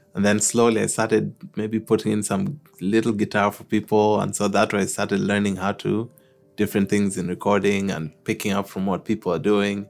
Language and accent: English; Nairobi, Kenya; moved away as an adult; also born or lived in Halifax, Canada; now in Newfoundland, Canada; I'm originally from Kenya, East Af- in Eastern Africa. So mm. I grew up in Nairobi, which is the capital